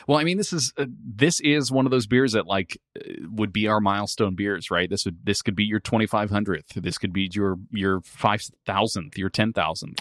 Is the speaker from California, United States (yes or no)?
yes; Northern California, United States; I'm from Northern California, so I say Yosemite